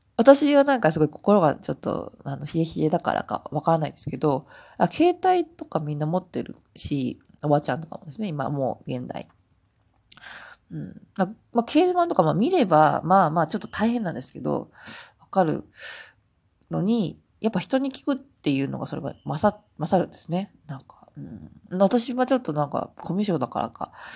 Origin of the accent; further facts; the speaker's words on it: Japan; moved away as an adult; now in South Korea; まあ私も道すごい、まあ日本人、まあアジア人なので